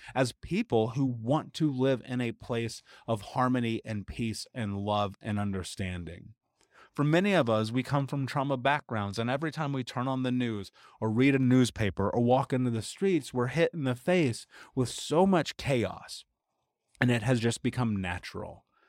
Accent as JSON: {"language": "English", "country": "United States"}